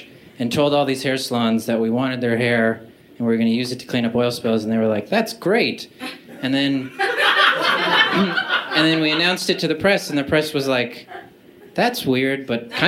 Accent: Canada; I'm from Canada

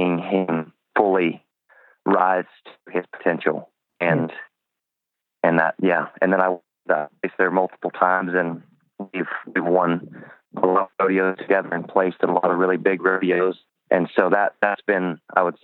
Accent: Texas, United States; I'm from Texas

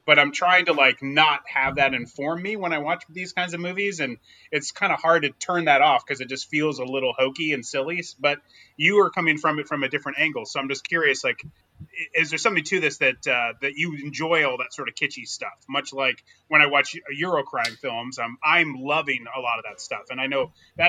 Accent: United States; we are obviously all American and we grew up in America

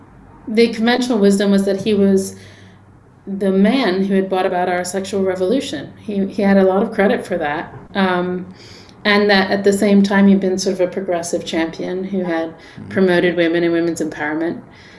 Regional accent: England, United Kingdom; also born or lived in New York; now in Los Angeles, United States; I'm not from LA. I grew up in England. I'm from New York. Okay. I've been here for 20 years.

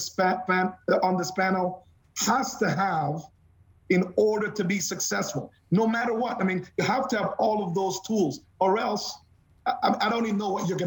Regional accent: Canada; as a Canadian

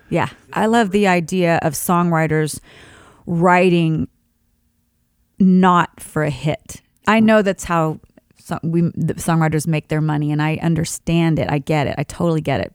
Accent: Sharon, Kansas, United States; moved away; my hometown of Sharon, Kansas, there's a church that's a Christian church that I actually, you know, grew up singing in with my dad

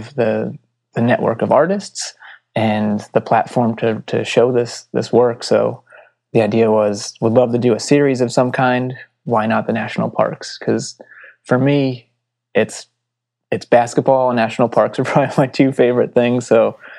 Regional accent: Palmer, Massachusetts, United States; growing up in Western Massachusetts and not really seeing much beyond

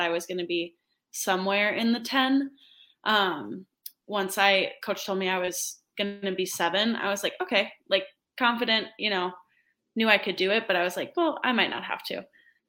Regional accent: Minnesota, United States; wanted to play for my home state.

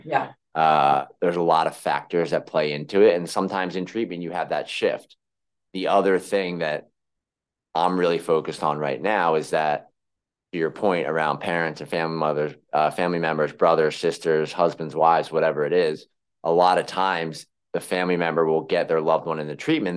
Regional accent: Philadelphia, Pennsylvania, United States; accent: Philly; moved away as an adult; now in New York, United States

